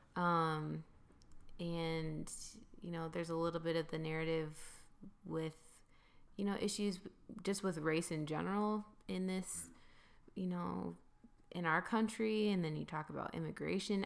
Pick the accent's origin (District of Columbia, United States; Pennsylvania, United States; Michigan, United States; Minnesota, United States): Michigan, United States; Grand Rapids; I'm from Grand Rapids, Michigan